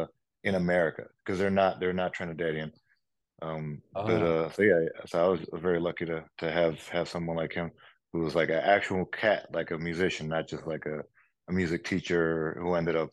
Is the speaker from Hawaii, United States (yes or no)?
no; Oakland, California, United States; moved away as an adult; also born or lived in Jalisco, Mexico; now in New York, United States; I live in New York now. I've been in New York for the past 11 years, 12 years, but I am a very proud Oakland Californian.